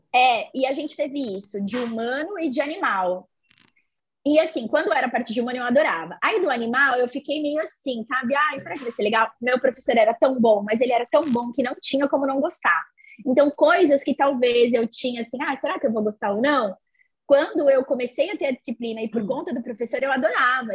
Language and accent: Portuguese; São Paulo, Brazil; Eu sou daqui de São Paulo